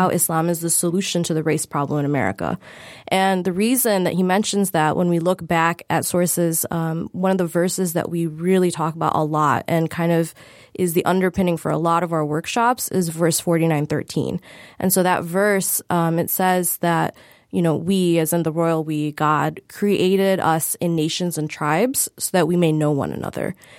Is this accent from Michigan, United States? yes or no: yes; Michigan, United States; we all grew up in Michigan